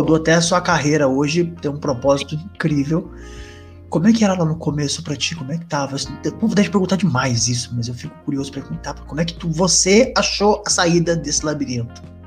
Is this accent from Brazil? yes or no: yes; Jacareí, São Paulo, Brazil; Eu sou do interior de São Paulo, sou de Jacareí